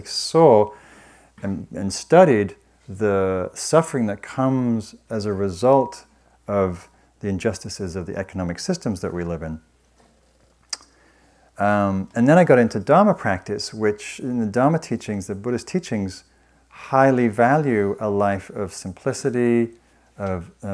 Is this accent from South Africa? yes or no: no; the north of England, United Kingdom; moved away; I was raised in Northern England in a working class family